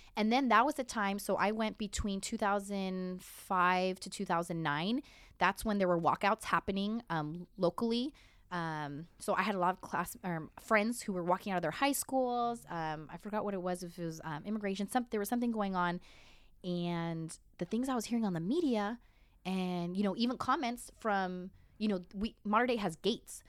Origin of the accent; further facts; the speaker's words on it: Santa Ana, California, United States; I grew up in Santa Ana